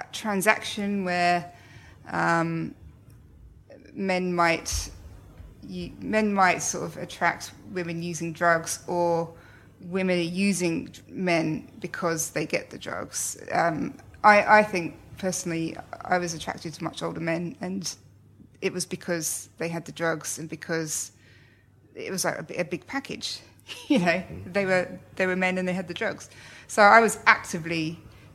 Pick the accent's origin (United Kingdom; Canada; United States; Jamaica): United Kingdom; Slough, South East England; now in Australia; I grew up in Slough and now I live in Australia